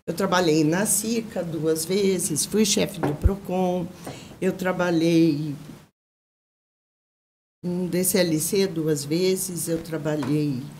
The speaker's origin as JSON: {"language": "Portuguese", "town": "Osasco", "region": "São Paulo", "country": "Brazil", "tie": "born or raised there", "said": "Não, eu, eu nasci em São Paulo, mas só nasci."}